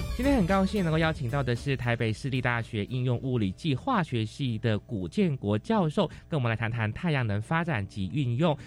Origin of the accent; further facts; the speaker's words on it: Malaysia; moved away; 因为我是马来西亚人嘛，那在马来西亚为一赤道，其实我们的太阳是很充足的